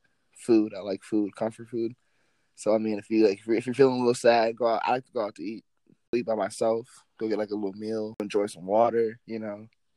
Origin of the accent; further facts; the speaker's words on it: Grand Rapids, Michigan, United States; I'm from Michigan, Grand Rapids, Michigan, so, it gets dark and cold real quick